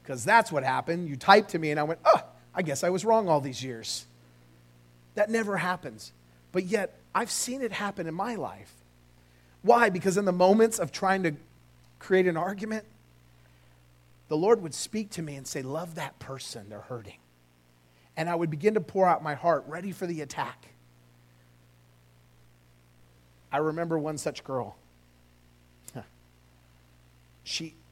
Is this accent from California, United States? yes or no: yes; California, United States; now in Oklahoma, United States; I grew up in California. I moved here